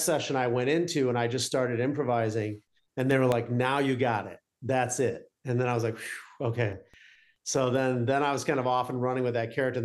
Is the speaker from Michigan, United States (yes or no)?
yes; Detroit, Michigan, United States; also born or lived in Arizona; growing up in Detroit, you kind of feel like, well, we're not New York. We're not LA.